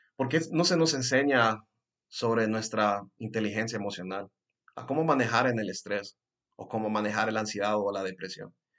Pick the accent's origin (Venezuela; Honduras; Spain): Honduras; first language Spanish; aquí en Honduras específicamente, de donde yo soy